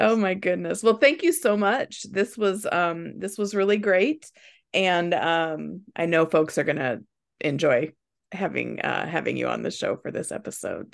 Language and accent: English; Nebraska, United States; moved away as an adult; now in Indiana, United States; we're originally from Nebraska, and we moved here when our kids were young, and, um, to Indiana